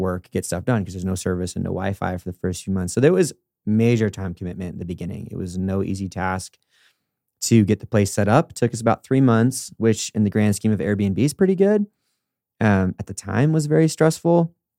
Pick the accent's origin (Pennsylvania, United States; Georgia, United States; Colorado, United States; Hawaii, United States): Colorado, United States; Denver; also born or lived in California; I'm from Denver and specifically then California, which is like double negative for those rural communities.